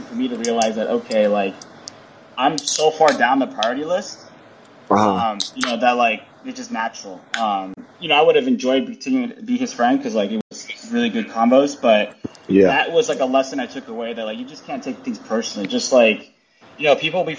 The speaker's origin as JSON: {"language": "English", "region": "California", "country": "United States", "moved": "yes", "lives_now": "New York, United States", "said": "I'm so Californian"}